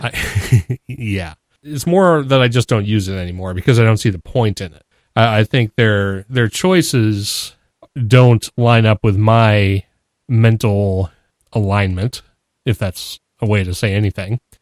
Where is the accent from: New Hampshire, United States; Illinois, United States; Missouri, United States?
New Hampshire, United States; I'm from New Hampshire